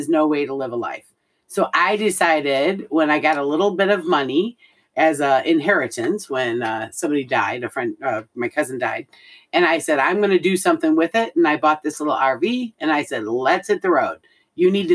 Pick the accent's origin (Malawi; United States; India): United States; North Carolina; We're from North Carolina. We live in North Carolina officially.